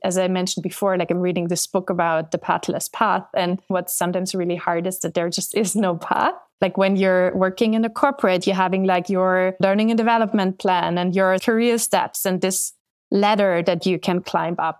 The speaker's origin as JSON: {"language": "English", "country": "Austria", "also_born_or_lived": "London", "moved": "as an adult", "lives_now": "United States", "said": "I'm from Austria"}